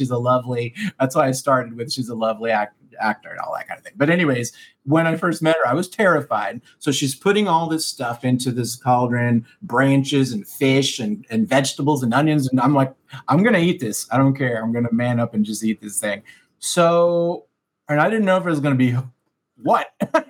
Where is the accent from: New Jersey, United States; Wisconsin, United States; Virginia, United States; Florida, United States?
Florida, United States; Miami; I'm a Cuban from Miami